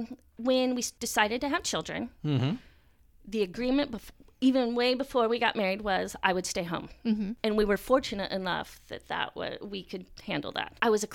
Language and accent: English; Indiana, United States; born there; also born or lived in Frankfurt, Delaware, United States; I was born in Grissom Air Force Base.